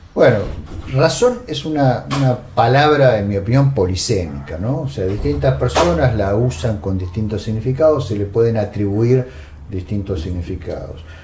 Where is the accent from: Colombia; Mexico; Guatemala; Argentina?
Argentina; en un país como la Argentina, que culturalmente eh, ha tenido una, tradición venturosa a partir de Sarmiento, ¿no? Eh, somos un país